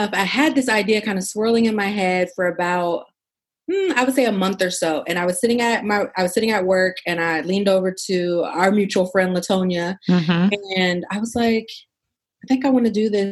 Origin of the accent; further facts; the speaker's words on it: Pittsburgh, Pennsylvania, United States; moved away as an adult; also born or lived in Abu Dhabi / Houston; now in Washington, DC, United States; I was born and raised in Pittsburgh. I live in DC now.